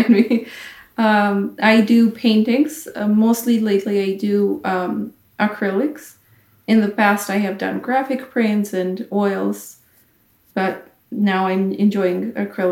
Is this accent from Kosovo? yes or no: yes; Kosovo; I come from a small country, Kosovo